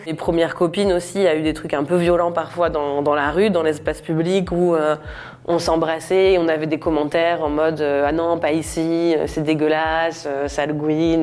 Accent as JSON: {"language": "French", "region": "Normandy", "country": "France", "tie": "born or raised there", "said": "Moi j'ai grandi en Normandie"}